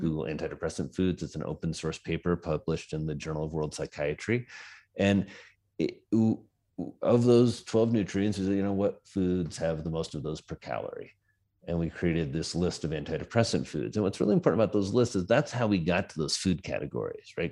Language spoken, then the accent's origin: English; Indiana, United States; moved away as an adult; also born or lived in New York City; now in Wyoming, United States; I come from Indiana, like I said. I was a farm boy